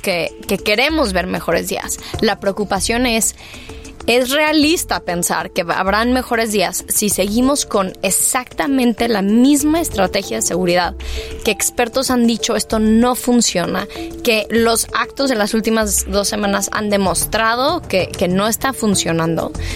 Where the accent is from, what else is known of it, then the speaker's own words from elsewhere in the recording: Mexico; somos muchos los mexicanos